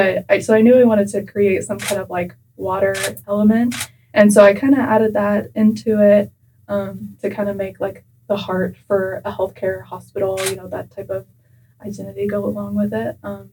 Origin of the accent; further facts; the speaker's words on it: Elkhart, Kansas, United States; moved away as an adult; also born or lived in Arkansas City, Kansas; now in Wichita, United States; I'm from Elkhart, Kansas. It's a pretty small town in southwest Kansas. And I am a junior at Wichita State. I spent my first 2 years at college at Cowley College in Arkansas City.